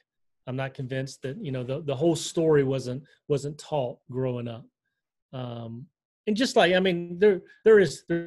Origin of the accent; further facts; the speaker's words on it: Selma, Alabama, United States; moved away as an adult; also born or lived in Idaho / Aleutian Islands, Alaska / Washington, D.C.; I had honestly grown up in Alabama